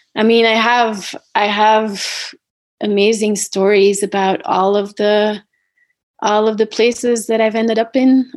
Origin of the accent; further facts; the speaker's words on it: Belgium; now in United States; I was supposed to return to Belgium, um, my home country of Belgium.